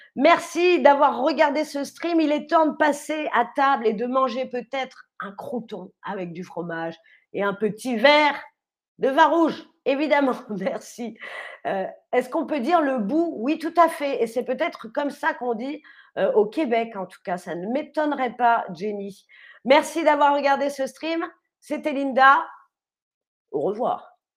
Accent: Paris, Île-de-France, France; je viens de la ville de Paris, la capitale de la France

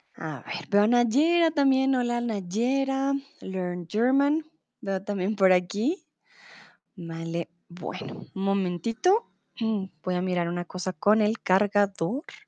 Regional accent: Bogotá, Colombia; soy de Colombia, de Bogotá

